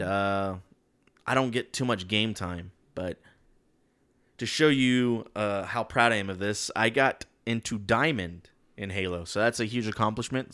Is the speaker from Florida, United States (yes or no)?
no; Texas, United States; we're from Texas